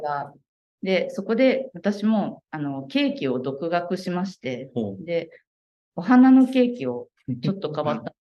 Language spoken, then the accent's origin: Japanese; Kagoshima, Japan; also born or lived in Osaka; 10年ほど前に、あの鹿児島の方に戻ってまいりまして、で、えっと、うちの実家がですね、屋久杉で、あの、建ってる邸宅がありまして